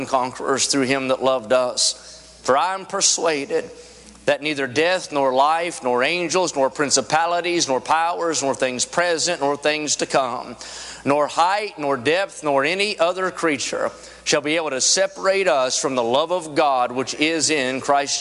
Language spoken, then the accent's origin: English; West Virginia, United States; I'm from West Virginia